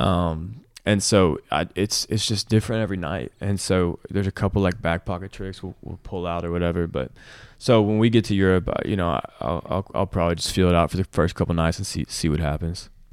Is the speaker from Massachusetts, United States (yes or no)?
no; Nashville, Tennessee, United States; Nashville, which is my hometown